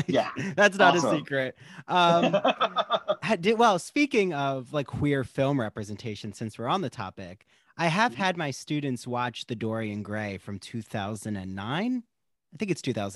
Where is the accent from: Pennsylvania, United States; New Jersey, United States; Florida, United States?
New Jersey, United States; I grew up in South Jersey.